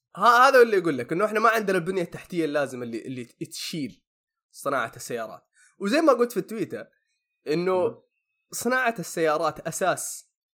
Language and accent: Arabic; Saudi Arabia; عندنا هنا في السعوديه